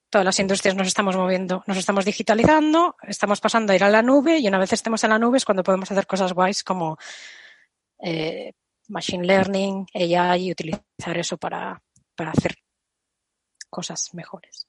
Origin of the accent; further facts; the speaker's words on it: Galicia, Spain; Aquí voy a contestar como gallega